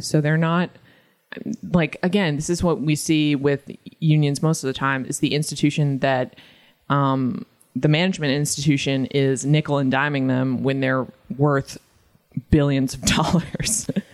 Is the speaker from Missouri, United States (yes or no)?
no; Massachusetts, United States; I'm trash from Massachusetts